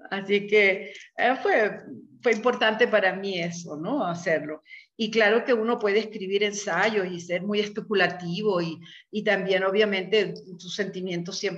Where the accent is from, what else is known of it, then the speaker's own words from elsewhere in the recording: Venezuela; Al menos en mi país, en Venezuela, estaba la izquierda guerrillera, la izquierda romántica de los académicos, la izquierda autoritaria